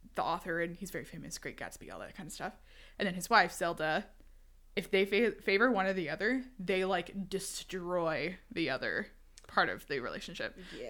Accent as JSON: {"language": "English", "town": "Houston", "region": "Texas", "country": "United States", "said": "I'm from Houston, Texas"}